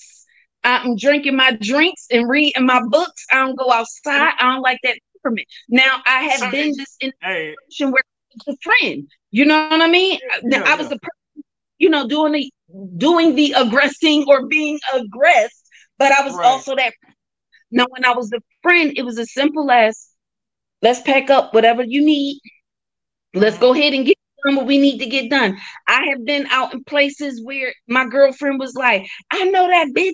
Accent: Philadelphia, Pennsylvania, United States; the way I grew up out here in Philly

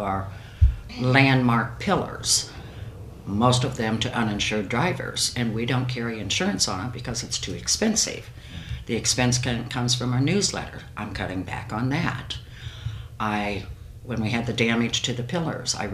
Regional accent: Angola, Indiana, United States; moved away as an adult; now in Fort Wayne, United States; I grew up in Angola in the 50s and the 60s.

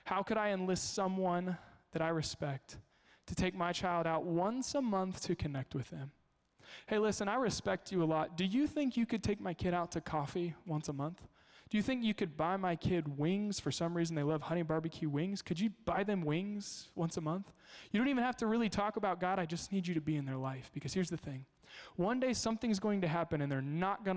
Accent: Kansas, United States; moved away; I grew up in Kansas.

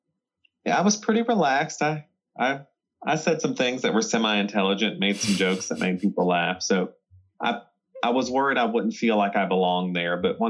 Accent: South Carolina, United States; South Carolina, over in the United States.

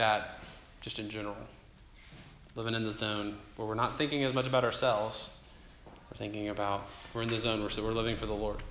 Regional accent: Atlanta, Georgia, United States; also born or lived in Jackson, Mississippi; now in St. Louis, United States; I'm originally from Atlanta, Georgia. I grew up there

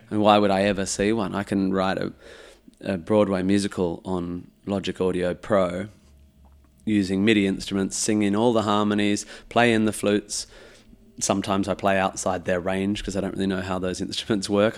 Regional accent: Perth, Western Australia, Australia; growing up in Perth

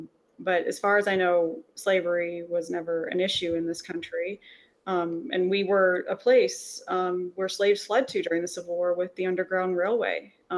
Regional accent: Canada; as a Canadian

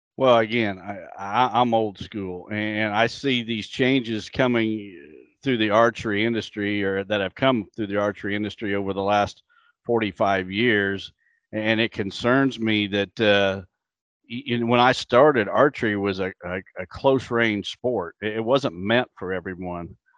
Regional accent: Illinois, United States; my home state of Illinois

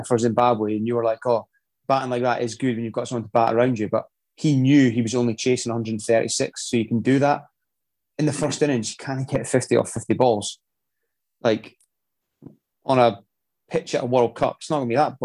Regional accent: Scotland, United Kingdom

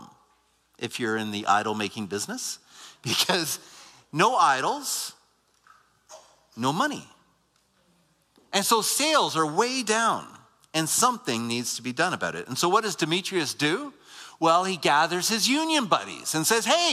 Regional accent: Waterloo, Ontario, Canada; I grew up near Waterloo

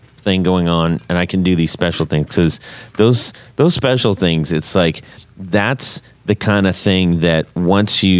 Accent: West Coast, United States; I grew up on the West Coast

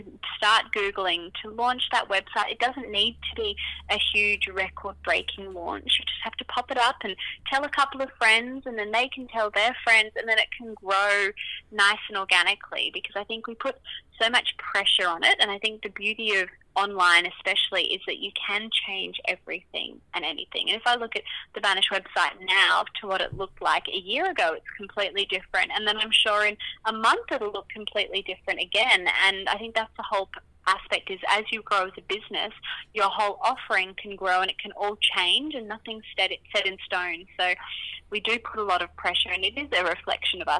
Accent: Brisbane, Queensland, Australia; moved away as an adult; now in Sydney, Australia; I grew up in Brisbane, in West Brisbane, and then moved down to Sydney when I got the job with InStyle, and I've been here ever since.

